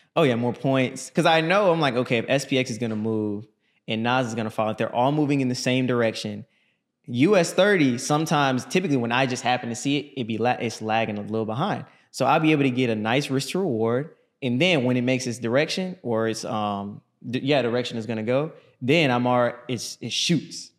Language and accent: English; Orlando, Florida, United States; I'm from Orlando, Florida